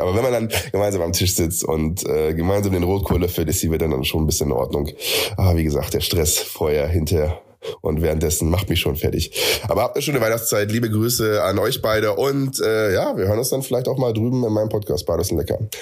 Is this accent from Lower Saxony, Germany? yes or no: yes; Friesland, Lower Saxony, Germany; now in Munich, Germany; Ich komme ursprünglich aus Friesland